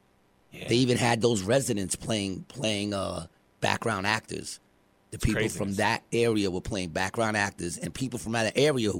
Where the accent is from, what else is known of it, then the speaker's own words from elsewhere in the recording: New York City, New York, United States; also born or lived in Queensbridge; When I grew up, I lived in a very small projects, Ravenswood projects.